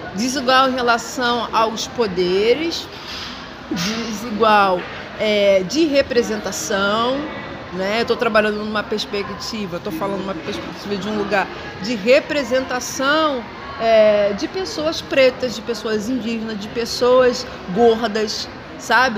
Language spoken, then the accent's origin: Portuguese; Rio de Janeiro, Brazil; nasci, sou carioca